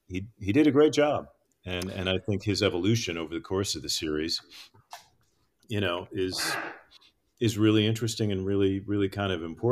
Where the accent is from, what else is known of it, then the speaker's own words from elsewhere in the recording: Arizona, United States; I grew up in Arizona, so I've been to the Navajo Nation any number of times over the years